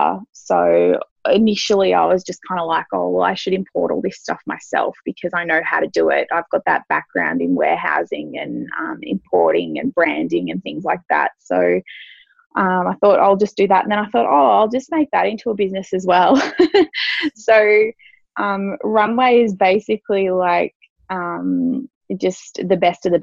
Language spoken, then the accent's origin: English; Australia; also born or lived in Sydney; I got a job in a salon here in my hometown